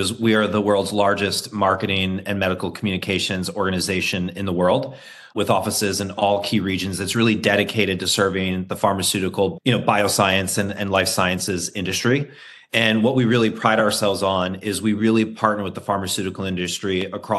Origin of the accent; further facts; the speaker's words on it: New York, United States; I'm a New Yorker and I'm an American